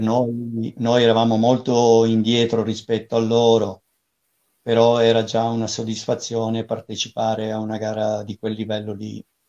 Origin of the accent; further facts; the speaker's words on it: Liguria, Italy; moved away; also born or lived in Pisa; abitavo a Pisa, però avevo passato l'infanzia in Liguria